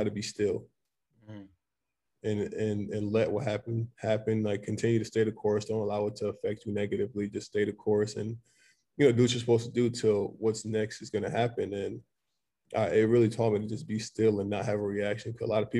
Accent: Middletown, Connecticut, United States; also born or lived in Mount Vernon, New York; I was born in Mount Vernon, New York, but I lived in Connecticut most of my life, and that's where I consider home. Middletown, Connecticut is where, you know, I consider I'm from

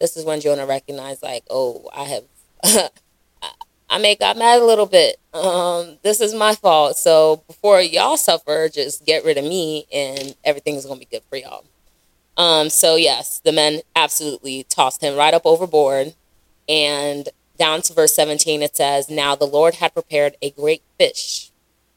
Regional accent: Raleigh, North Carolina, United States; also born or lived in Charlotte; Growing up in Raleigh, I didn't really go out or spend a lot of time in the Nigerian scene

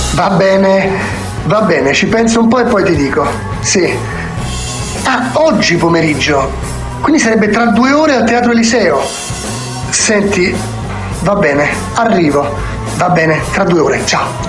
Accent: Italy; sono italiano

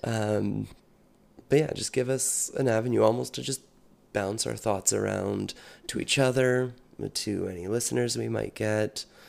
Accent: British Columbia, Canada; also born or lived in Saskatchewan / United States; I was born in Saskatchewan, moved to British Columbia when I was fairly young, and have spent most of the years of my life here.

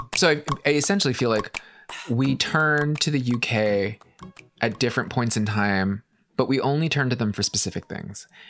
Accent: United States; as an American

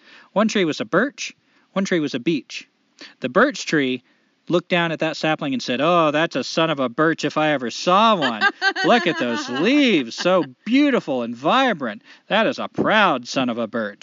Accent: United States; As an American, someone who's born on this soil

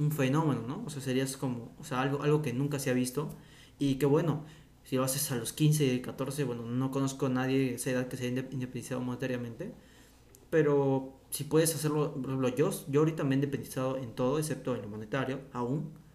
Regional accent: Peru; mi país de origen que es Perú

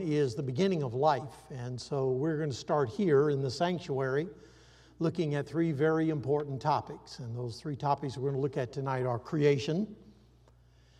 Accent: Iowa, United States; I grew up in Iowa

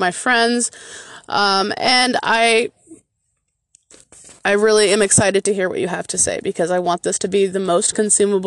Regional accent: Michigan, United States; in my home state of Michigan

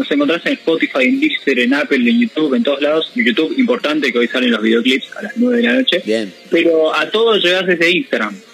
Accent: Mar del Plata, Buenos Aires Province, Argentina; Exactamente, pues, nos gusta decirnos somos de Mar del Plata, somos

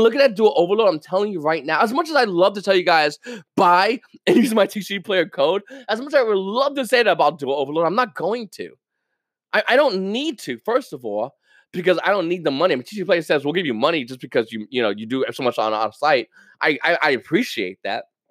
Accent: United States

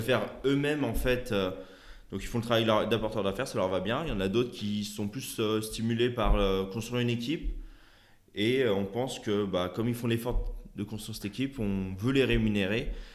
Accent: Lyon, Auvergne-Rhône-Alpes, France; je suis de Lyon

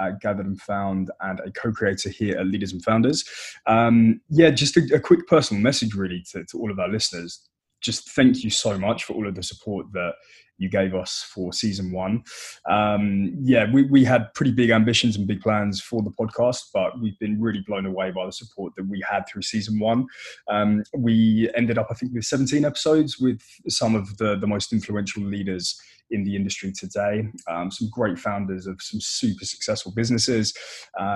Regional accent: United Kingdom; accent: British; my British accent

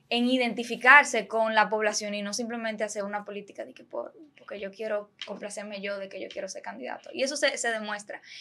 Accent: Santiago de los Caballeros, Santiago, Dominican Republic; yo soy de Santiago

